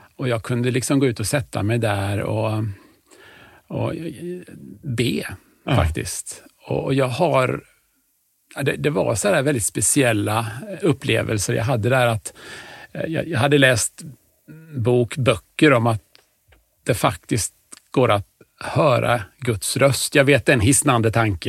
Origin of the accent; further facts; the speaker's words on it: Huskvarna, Jönköping County, Sweden; also born or lived in Stockholm; är jag uppväxt i Huskvarna.